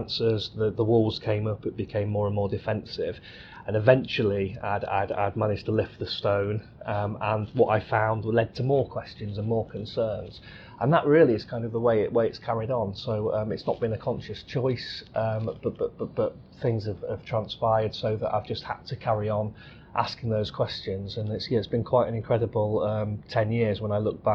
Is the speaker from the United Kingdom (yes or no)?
yes; Cosby, East Midlands, United Kingdom; moved away as an adult; also born or lived in Leeds; I was born in the Midlands in a little village called Cosby, where I was brought up.